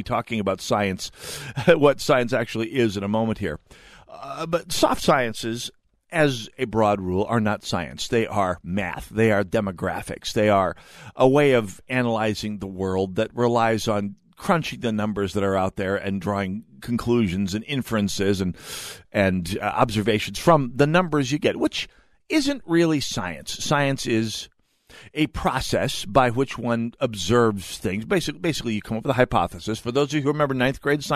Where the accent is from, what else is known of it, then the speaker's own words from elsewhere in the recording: North Dakota, United States; now in Minnesota, United States; I'm the nebbish from North Dakota